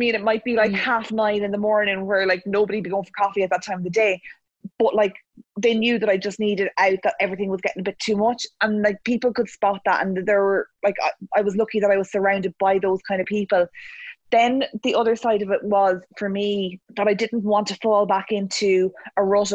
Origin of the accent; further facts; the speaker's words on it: Cavan, Ulster, Ireland; I'm from Cavan